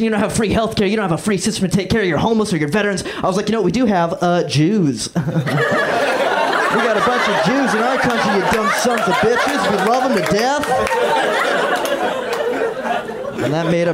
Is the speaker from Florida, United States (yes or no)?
yes; Florida, United States; moved away as an adult; I'm from Florida. That's where I grew up